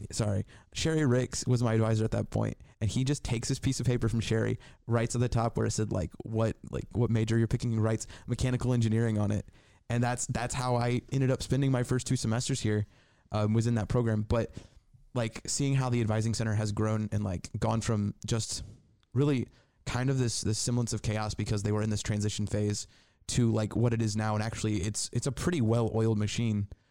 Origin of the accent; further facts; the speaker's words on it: Indiana, United States; now in Northwest Ohio, United States; I'm, I'm from, I grew up in Indiana.